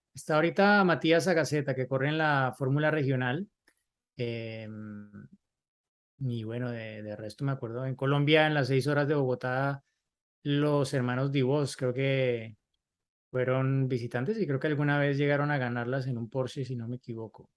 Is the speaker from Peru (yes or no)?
yes; Cusco, Peru; soy de Cusco, Perú